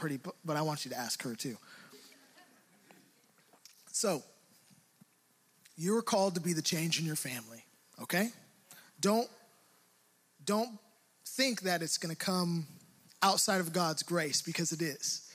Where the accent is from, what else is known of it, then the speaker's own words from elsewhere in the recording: Hayward, California, United States; growing up in Hayward, I felt like I had to be a tough guy